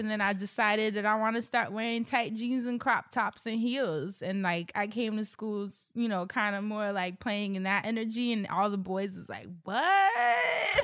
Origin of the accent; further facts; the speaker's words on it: New York, United States; growing up in New York